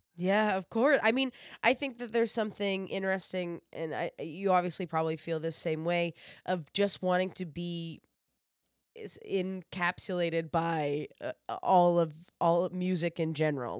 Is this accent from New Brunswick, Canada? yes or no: yes; New Brunswick, Canada; now in Toronto, Canada; I'm originally from New Brunswick, uh, which is out east of Canada.